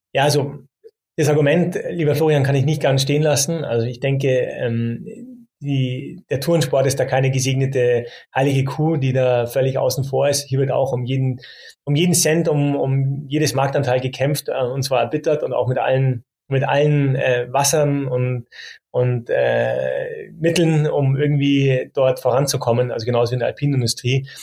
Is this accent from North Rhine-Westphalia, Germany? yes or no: no; Munich, Bavaria, Germany; als geborener Münchner